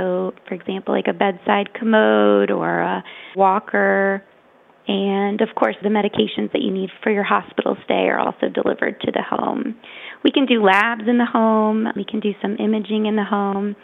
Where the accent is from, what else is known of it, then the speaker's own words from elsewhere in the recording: Richmond, Virginia, United States; moved away as an adult; also born or lived in Boston, Massachusetts; when we moved back to Richmond, my hometown